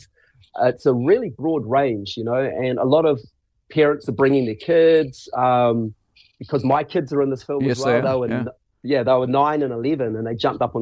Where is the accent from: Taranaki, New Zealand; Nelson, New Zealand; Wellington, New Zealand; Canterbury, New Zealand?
Canterbury, New Zealand; Christchurch; growing up in Christchurch, watching bands and watching acts